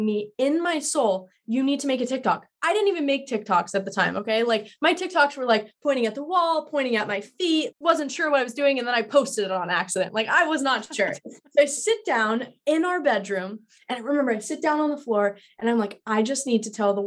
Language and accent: English; Colorado, United States; moved away as an adult; now in California, United States; I'm from Colorado